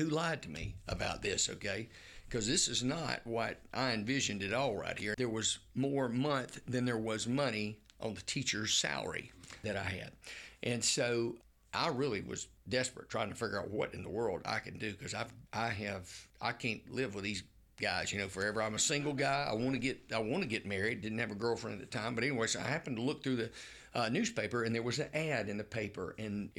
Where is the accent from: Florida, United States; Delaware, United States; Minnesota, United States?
Florida, United States; Marianna; now in Tallahassee, United States; I was raised in Marianna, and my daddy was a college professor.